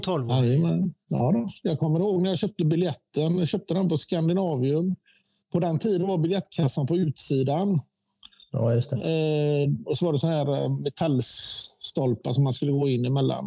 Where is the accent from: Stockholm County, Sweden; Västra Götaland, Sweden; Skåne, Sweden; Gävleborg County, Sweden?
Västra Götaland, Sweden; Gothenburg; also born or lived in Eriksbo; vi flyttade till Gårdsten från Eriksbo fyra